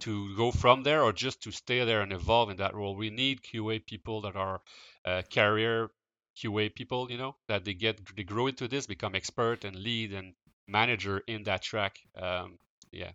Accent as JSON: {"language": "English", "town": "Quebec City", "region": "Quebec", "country": "Canada", "tie": "born or raised there", "said": "I grew up in Quebec City, um, so I did not move, uh, at all during my, uh, my youth."}